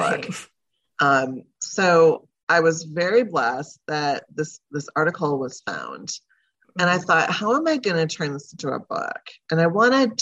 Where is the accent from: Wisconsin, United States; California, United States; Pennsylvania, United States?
Wisconsin, United States; Wausau; also born or lived in Merrill, Wisconsin; we moved about 30 minutes away to Wausau